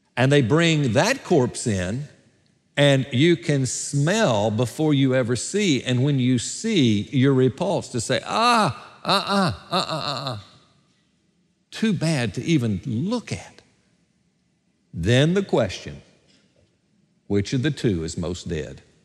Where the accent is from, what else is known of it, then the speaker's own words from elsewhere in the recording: Gadsden, Alabama, United States; moved away; my hometown of Gadsden, Alabama, at my fiftieth high school reunion